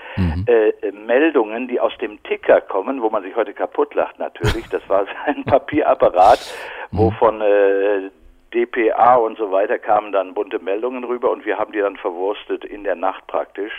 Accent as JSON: {"language": "German", "town": "Bochum", "region": "North Rhine-Westphalia", "country": "Germany", "tie": "born or raised there", "also_born_or_lived": "Berlin", "moved": "as an adult", "lives_now": "Brandenburg, Germany", "said": "ich bin ja gebürtiger Ruhrgebietler, Bochumer"}